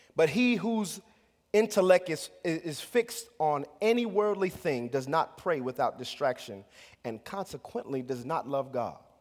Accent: United States; as American Christians

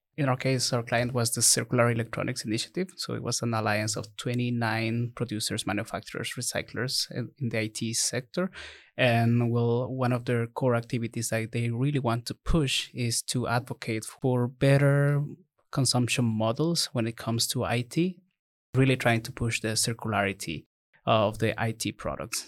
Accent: Ecuador; moved away; I'm from Ecuador

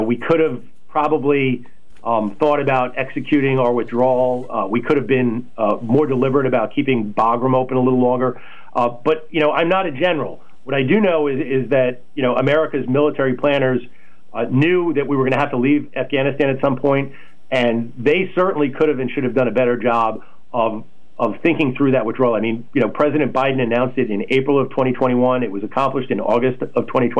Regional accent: New York City, New York, United States; moved away as an adult; now in North Carolina, United States; a gaping micro war zone in my hometown

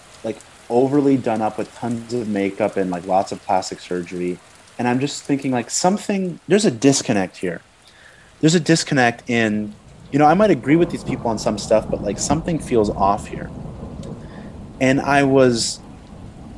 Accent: United States; growing up in America

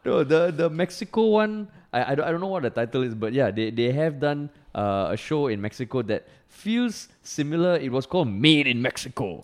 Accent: Singapore; accent: Singaporean; also born or lived in United States; I'm from Singapore

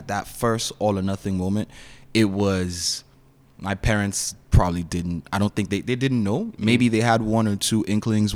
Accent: Nigeria; also born or lived in Toronto, Canada; now in Kitchener-Waterloo, Canada; I was born in Nigeria. I live in Canada now.

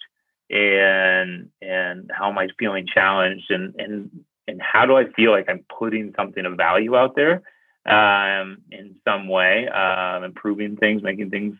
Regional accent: Pittsburgh, Pennsylvania, United States; I grew up in Pittsburgh, Pennsylvania. It's like a steel town kind of place.

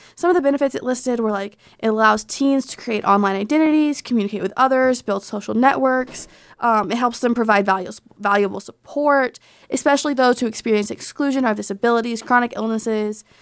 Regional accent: Arkansas, United States; moved away; in my home state of Arkansas

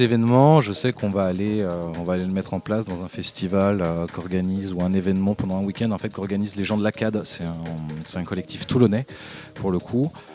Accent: Dijon, Bourgogne-Franche-Comté, France; moved away as an adult; now in Marseille, France; je viens de Dijon euh, de base, moi je suis né là-bas. Euh, je suis arrivé à Marseille euh

